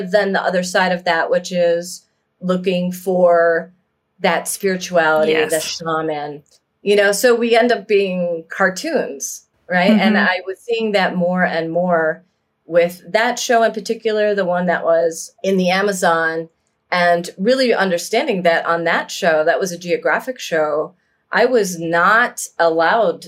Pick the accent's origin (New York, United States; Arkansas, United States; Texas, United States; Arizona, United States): New York, United States; Niagara Falls; I grew up in Niagara Falls, New York, on the New York side.